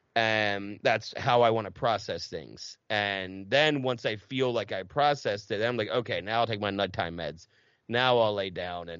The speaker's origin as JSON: {"language": "English", "town": "Audubon", "region": "New Jersey", "country": "United States", "tie": "born or raised there", "also_born_or_lived": "Mount Ephraim, New Jersey", "accent": "Philly", "said": "I grew up in Mount Ephraim and Audubon, you know, that it's right outside of Cherry Hill, Camden"}